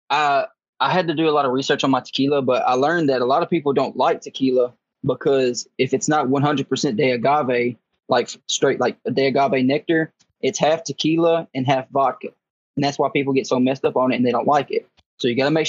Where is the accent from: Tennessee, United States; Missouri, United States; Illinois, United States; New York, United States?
Tennessee, United States; Dyersburg; also born or lived in Florida; I did grow up in a small town. I'm actually from West Tennessee. It's called Dyersburg, or Dyer County. That's where I grew up